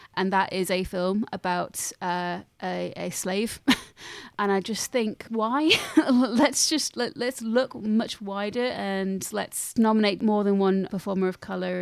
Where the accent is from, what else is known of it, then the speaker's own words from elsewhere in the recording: Lincolnshire, East Midlands, United Kingdom; I grew up in Lincolnshire, and as you know, um, that is disconnected from the rest of the world